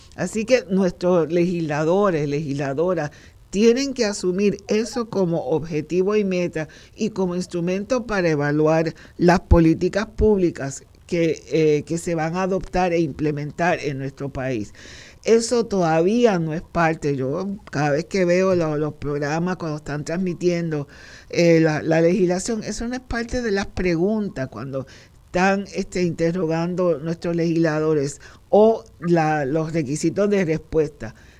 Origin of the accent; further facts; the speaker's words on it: Puerto Rico; nuestro país